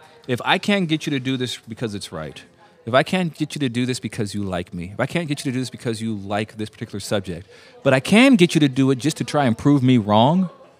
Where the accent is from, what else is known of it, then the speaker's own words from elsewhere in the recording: United States; Black guy growing up in America.